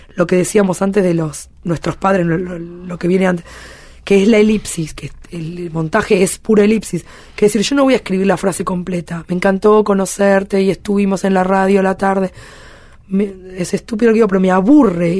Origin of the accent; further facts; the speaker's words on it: Argentina; now in France; yo soy argentina a la vez